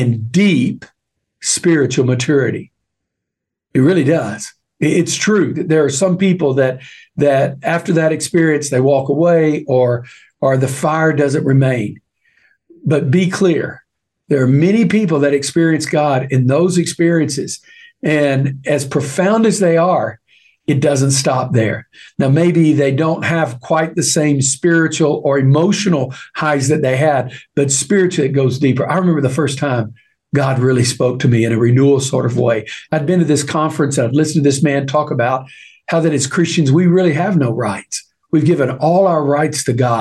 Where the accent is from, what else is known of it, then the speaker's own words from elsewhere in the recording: East Texas, United States; I grew up in East Texas